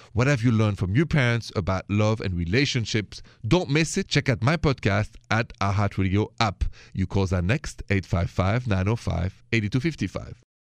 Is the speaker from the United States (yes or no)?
no; France; accent: French; My accent is French.